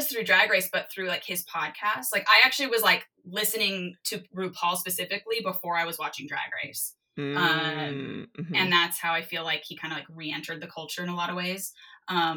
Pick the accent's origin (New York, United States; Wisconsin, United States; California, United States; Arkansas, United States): California, United States; San Diego; I grew up half in San Diego.